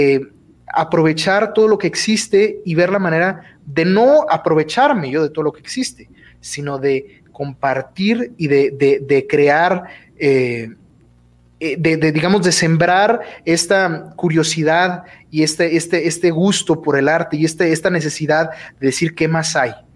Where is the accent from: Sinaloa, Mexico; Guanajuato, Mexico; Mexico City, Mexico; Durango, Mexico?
Durango, Mexico; soy de Durango, Durango, este, orgullosamente de, aquí del estado de Durango